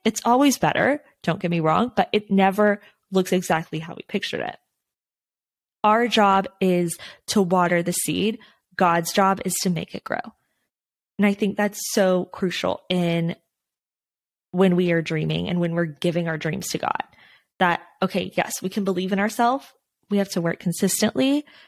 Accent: Texas, United States; now in Los Angeles area, United States; I'm from Texas

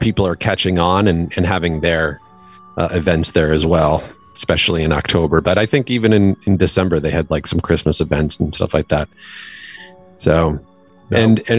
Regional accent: Connecticut, United States; moved away as an adult; also born or lived in New York / Maine; now in Los Angeles, United States; I am originally grew up mostly in Connecticut, but I was born in New York, and then we moved to Connecticut when I was still pretty young.

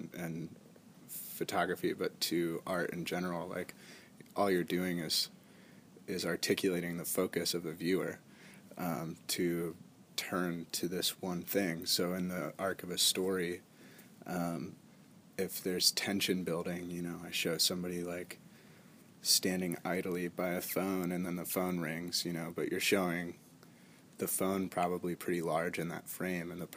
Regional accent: Frostburg, Maryland, United States; I was born in Frostburg, Maryland, which is in the mountains of Maryland, like in the Appalachian Mountains.

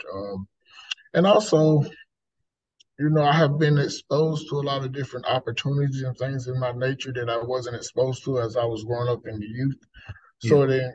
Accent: Lumberton, North Carolina, United States; moved away as an adult; now in Raleigh, United States; the city I was brought up in is in Lumberton

